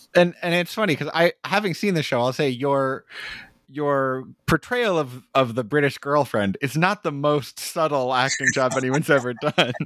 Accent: Arizona, United States; now in Brooklyn, United States; I grew up in Arizona

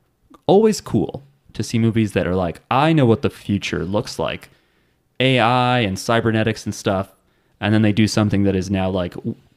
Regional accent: New Jersey, United States; I'm from New Jersey.

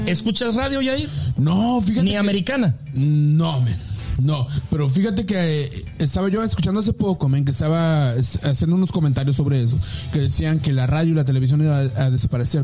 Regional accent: Mexico; soy mexicano

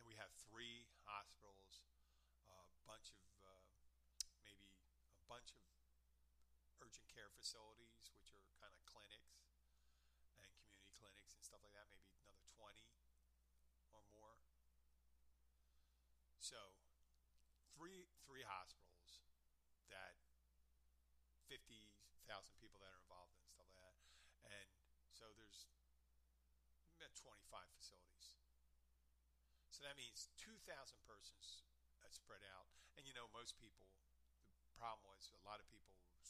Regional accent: Pennsylvania, United States; I'm from Pennsylvania

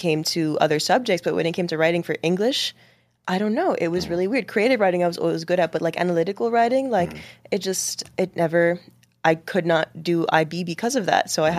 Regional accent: Boston, Massachusetts, United States; born there; also born or lived in Washington, D.C. / Lebanon / Dubai; now in New York, United States; I was born in Boston, moved to D.C. Then I moved to Lebanon for 2 years. And then I moved to Dubai for 5 years.

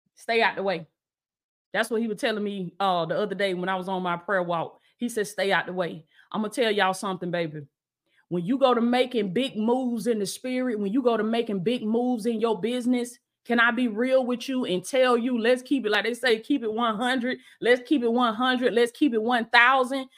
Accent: the South, United States; I'm from the South. That's how we, that's how we talk down here

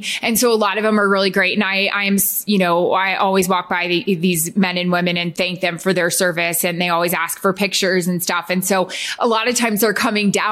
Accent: Tampa, Florida, United States; also born or lived in Lewiston, Maine / San Antonio, Texas; we moved to Tampa, Florida when I was in second grade

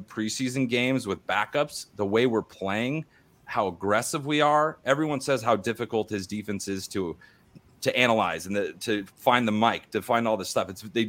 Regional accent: Missouri, United States; because I am from Missouri and I live next to the University of Missouri

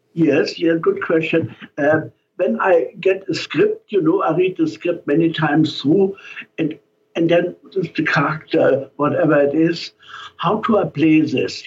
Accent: Germany; accent: German; now in San Francisco, United States; with my German accent

